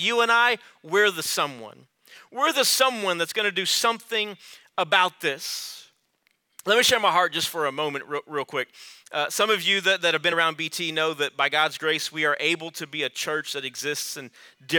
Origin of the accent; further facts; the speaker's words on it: Rio Grande Valley, Texas, United States; I'm from the Rio Grande Valley